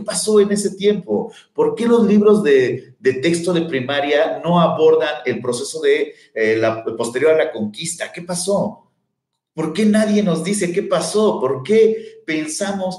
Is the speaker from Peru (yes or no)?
no; Mexico; somos mexicanos